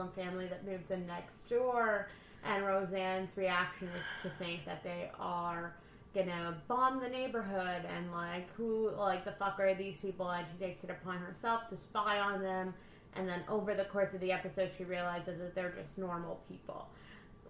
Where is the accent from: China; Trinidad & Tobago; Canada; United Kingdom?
Canada; Windsor, Ontario; I like to think I'm Windsor